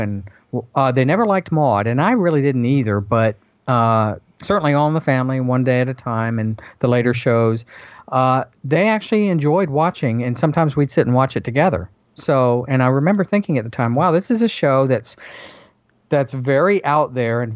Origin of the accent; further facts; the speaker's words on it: the South, United States; growing up in the South like I did